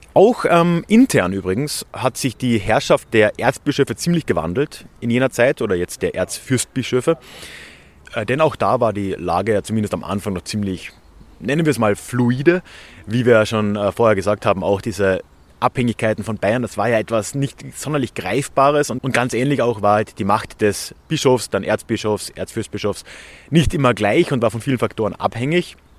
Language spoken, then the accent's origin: German; Villach, Carinthia, Austria; wo ich aufgewachsen bin, in Villach in Kärnten